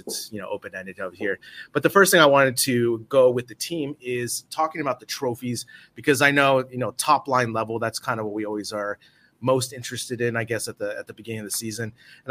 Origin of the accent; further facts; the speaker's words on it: Bay Area, California, United States; now in Madrid, Spain; I'm from the Bay Area, and now I live in Madrid.